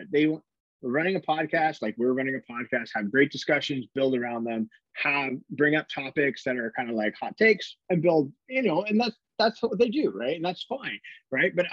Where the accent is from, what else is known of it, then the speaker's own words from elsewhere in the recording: Canada; uh, uh, we're Canadian, so we